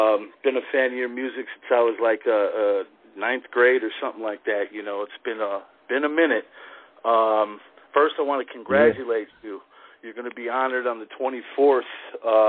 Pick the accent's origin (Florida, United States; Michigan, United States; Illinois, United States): Illinois, United States; Chicago; I grew up in and around Chicago